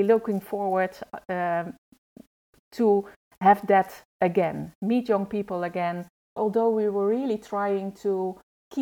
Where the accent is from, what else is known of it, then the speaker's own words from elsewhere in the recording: Netherlands; I grew up in the Netherlands.